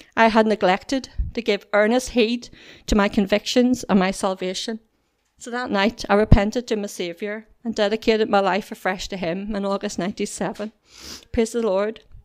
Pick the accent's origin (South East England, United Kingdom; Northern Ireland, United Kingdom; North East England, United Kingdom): Northern Ireland, United Kingdom; Whitewell; I was brought up in Whitewell